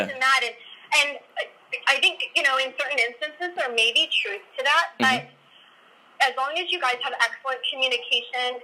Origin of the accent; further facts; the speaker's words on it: Arizona, United States; moved away as an adult; also born or lived in Miami, Florida; now in Las Vegas, United States; I grew up in Arizona